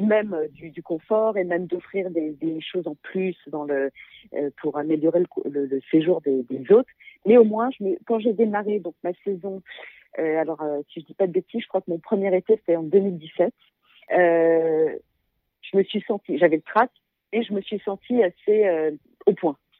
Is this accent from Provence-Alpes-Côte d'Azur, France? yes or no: no; Paris, Île-de-France, France; moved away; je suis euh, super parisienne dans le sens où je suis née à Paris. Mhm. J'ai toujours vécu dans la région parisienne ou même à Paris intramuros.